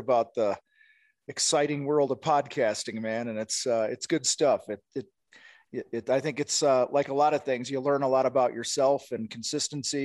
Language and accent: English; Wheaton, Illinois, United States; I grew up in Wheaton, Illinois